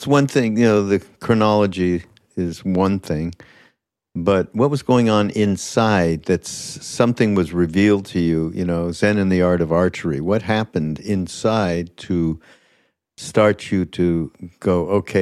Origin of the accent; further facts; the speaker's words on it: Montreal, Quebec, Canada; I'm from Montreal